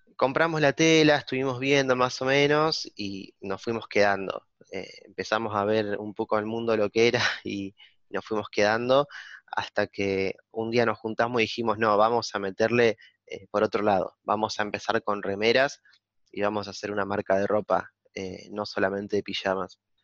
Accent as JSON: {"language": "Spanish", "country": "Argentina", "moved": "yes", "lives_now": "La Plata, Argentina", "said": "en mi pueblo"}